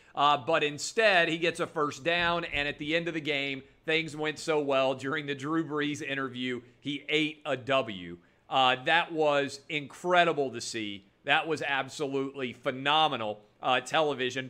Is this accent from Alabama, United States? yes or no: no; Nashville, Tennessee, United States; my hometown of Nashville